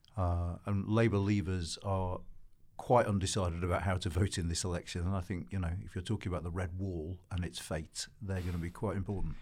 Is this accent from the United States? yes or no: no; Wakefield, Yorkshire and the Humber, United Kingdom; born or raised there